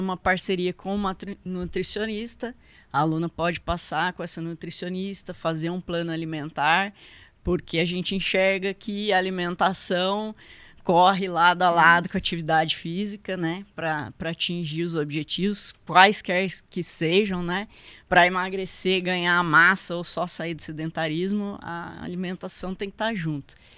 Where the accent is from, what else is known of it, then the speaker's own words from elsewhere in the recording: São José dos Campos, São Paulo, Brazil; Eu sou de São José mesmo, nascida aqui, sempre morei por aqui.